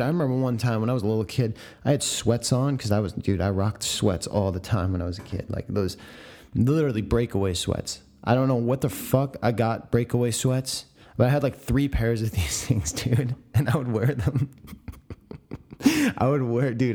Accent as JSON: {"language": "English", "town": "San Diego", "region": "California", "country": "United States", "tie": "born or raised there", "said": "my hometown of San Diego."}